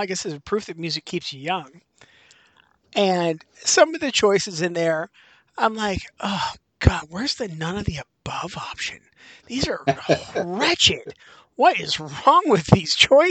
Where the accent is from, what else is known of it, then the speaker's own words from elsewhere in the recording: Western Pennsylvania, United States; I'm from Western Pennsylvania